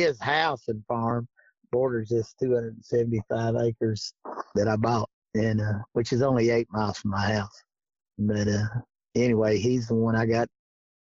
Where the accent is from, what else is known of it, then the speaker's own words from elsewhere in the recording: Flaherty, Kentucky, United States; I grew up right here in Mead County, Kentucky, Flaherty, little old town called Flaherty